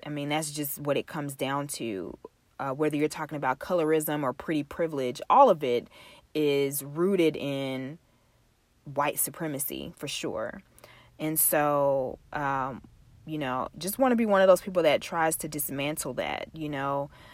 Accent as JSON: {"language": "English", "region": "Texas", "country": "United States", "said": "We are from the South, um, from Texas, to be exact"}